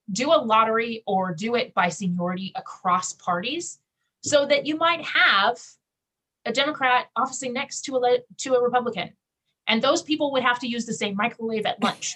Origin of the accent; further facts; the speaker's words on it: Kansas, United States; I grew up in Kansas